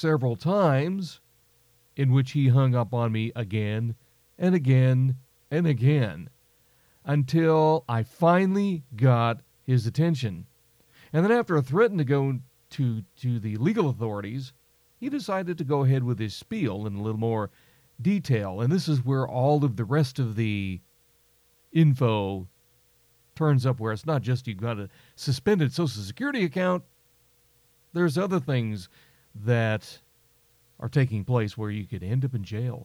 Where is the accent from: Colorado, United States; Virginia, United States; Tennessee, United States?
Colorado, United States; moved away; my old stomping grounds when I grew up in Colorado 40 years ago when I was a teenager